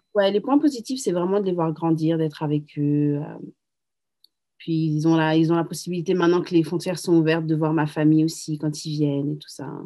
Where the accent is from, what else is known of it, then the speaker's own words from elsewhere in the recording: Paris, Île-de-France, France; moved away as an adult; now in Boston, United States; je suis de Paris. Euh, je suis venue aux États-Unis quand j'avais 21 ans